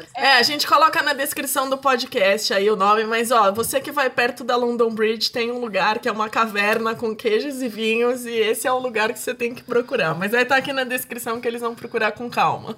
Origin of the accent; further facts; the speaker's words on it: Santos, São Paulo, Brazil; moved away; Sempre vai ser minha terra e minha cidade do coração